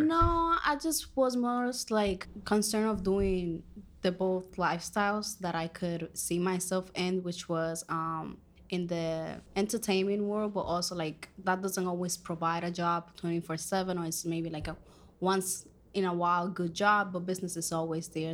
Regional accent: Dominican Republic; first language Spanish; English is a second language; moved away; I am from Dominican Republic.

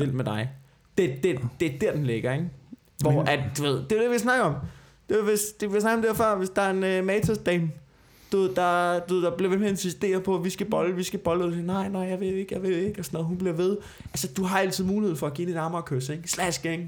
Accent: Copenhagen, Capital Region of Denmark, Denmark; Jeg er københavner

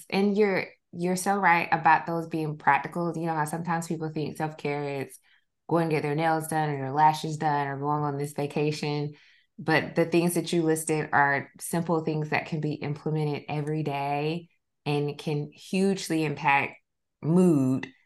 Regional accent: the South, United States; maybe it's because like I grew up in the South, but growing up, I would often hear specifically like Black families think of a doula

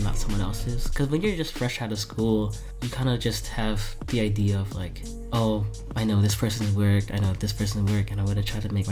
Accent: New Jersey, United States; also born or lived in East Brunswick, New Jersey; I was born in Jersey City, and I lived there till I was... 11

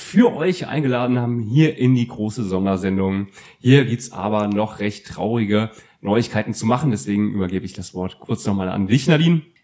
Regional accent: East Hesse, Germany; Ich bin ja in Osthessen aufgewachsen

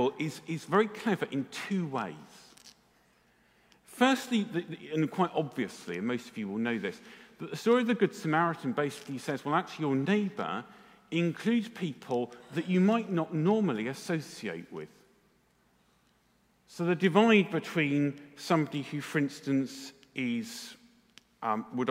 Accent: England, United Kingdom; because we're English

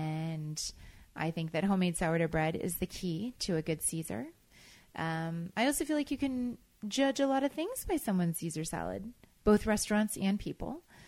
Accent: the South, United States; And a lot of that comes from growing up in the South.

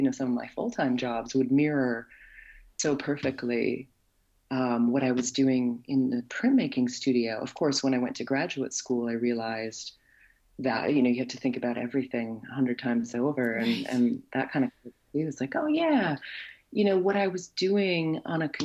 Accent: Wisconsin, United States; accent: Wisconsin; moved away as an adult; now in Nova Scotia, Canada; I'm a citizen, born and raised in Wisconsin

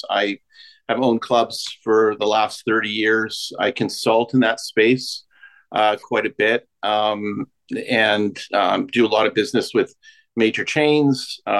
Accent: Midwest, United States; now in Toronto, Canada; So I'm based in Canada. I grew up in the Midwest, but I'm now in Toronto.

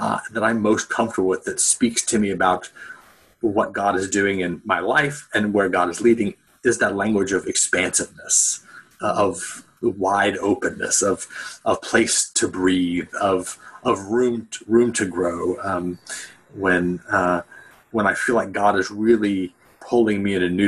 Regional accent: Indiana, United States; also born or lived in North Carolina; now in Pittsburgh, United States; I grew up in Indiana

